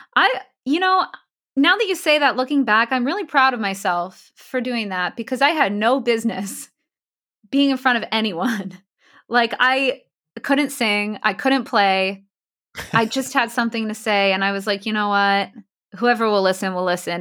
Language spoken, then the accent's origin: English; Ramsey, New Jersey, United States; also born or lived in Queens, New York / Long Island, New York; I'm from New Jersey. Actually, I was born in Queens. Uh, lived in Long Island when I was really little, but I grew up in New Jersey.